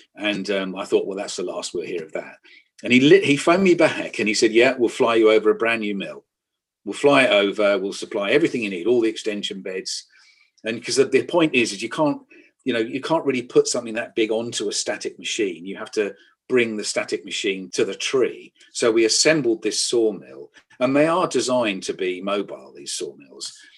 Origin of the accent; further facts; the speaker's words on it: the Fens, East of England, United Kingdom; I'm a child of the Fens. I was brought up in the Fens.